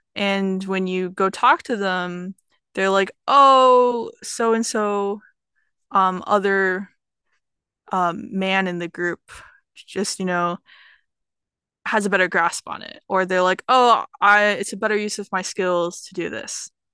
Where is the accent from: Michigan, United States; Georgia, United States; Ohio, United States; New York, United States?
Georgia, United States; Atlanta; I'm from Atlanta, Georgia